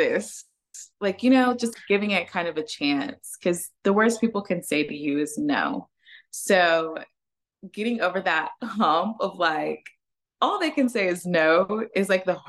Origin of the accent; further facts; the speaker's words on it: Oklahoma, United States; moved away as an adult; now in Dallas, United States; I am actually from Oklahoma and I just moved to Dallas